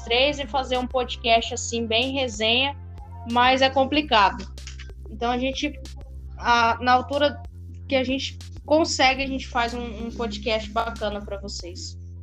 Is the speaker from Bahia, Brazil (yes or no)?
no; Mato Grosso do Sul, Brazil; eu sou de Mato Grosso do Sul